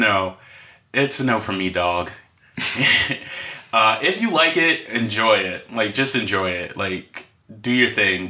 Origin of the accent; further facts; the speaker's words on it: United States; growing up in America. Well, it used to be, not anymore so much, but like growing up in like. The 80s and the 90s and like the 2000s a little.